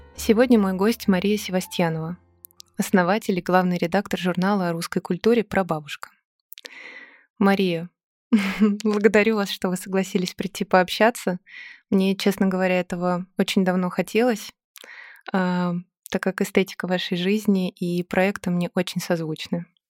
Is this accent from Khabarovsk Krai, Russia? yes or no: no; Moscow, Russia; мы даже выросли в одном районе на Миусах